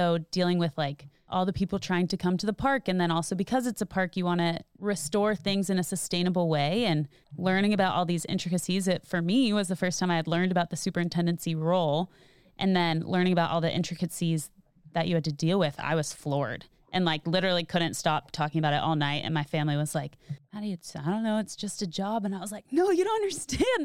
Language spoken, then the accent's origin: English; Austin, Texas, United States; I grew up in Austin